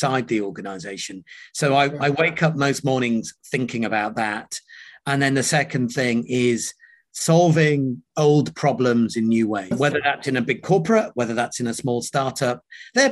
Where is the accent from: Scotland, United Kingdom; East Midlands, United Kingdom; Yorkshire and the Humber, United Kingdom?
Yorkshire and the Humber, United Kingdom; York; accent: British; also born or lived in Nairobi, Kenya; I was born in Nairobi in Kenya. And at the age of three, my father moved us from Kenya to the UK. And rather than moving into one of the Indian communities, for a bunch of reasons, my mum and dad chose to move to a town called York in Yorkshire